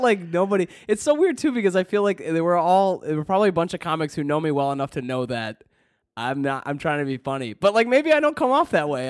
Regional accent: Detroit, Michigan, United States; moved away; also born or lived in Canton, Michigan / Southfield, Michigan; I'm from the Detroit area

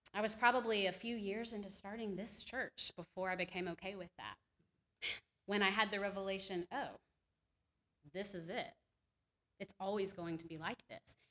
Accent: the Bible Belt, the South, United States; I was born and raised in the Bible Belt

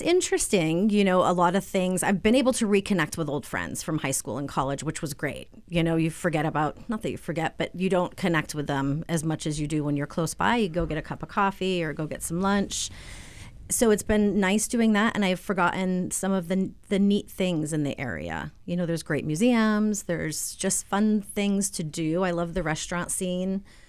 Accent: Southwick, Massachusetts, United States; moved away as an adult; also born or lived in Vermont / Florence, Massachusetts; now in Springfield, United States; I grew up in Southwick, Mass

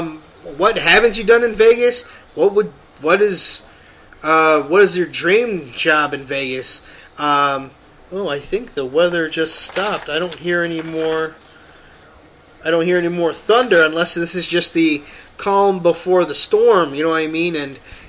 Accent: Philippines; I'm Filipino.

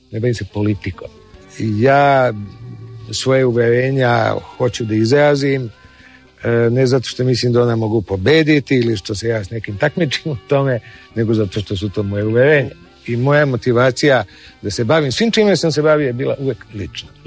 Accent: Belgrade, Serbia; E, ja volim Beograd, to je moj rodni grad.

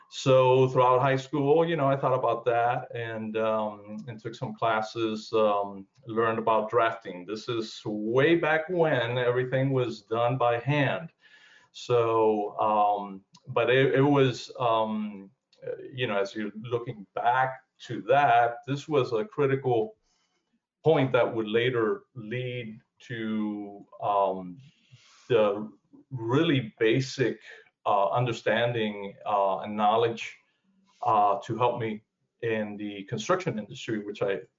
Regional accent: South Florida, United States; moved away as an adult; also born or lived in Cuba; now in Georgia, United States; I was born in Cuba. I came to the uh, U.S. in 1969, mm-hmm. and basically I grew up in uh, South Florida and moved to Georgia uh, in 2006.

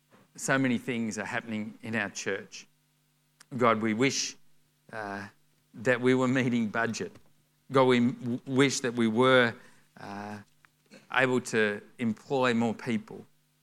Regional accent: Melbourne, Victoria, Australia; moved away; for us, we came up from Melbourne 5 years ago, and so we're the only … out of Melbourne. All the … just stay in Melbourne.

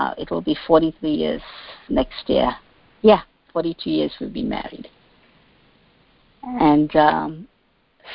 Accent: South Africa; now in Washington, D.C., United States; I grew up in South Africa, actually. My great-great-great-grandparents migrated to South Africa, so I was born and raised in South Africa

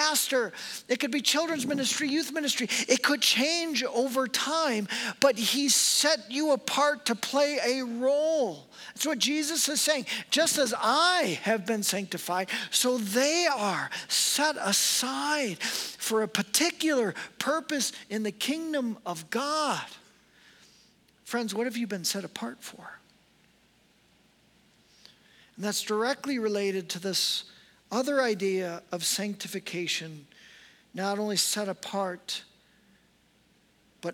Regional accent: United States; I'm an American pastor

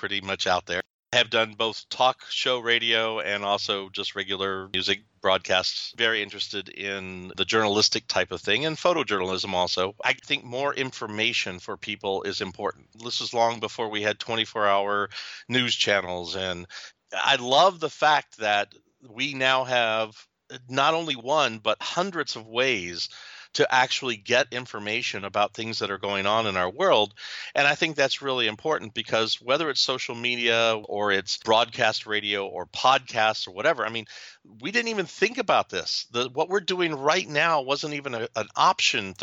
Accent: Louisville, Kentucky, United States; moved away; also born or lived in southern Ohio; I was born and raised in Louisville, Kentucky

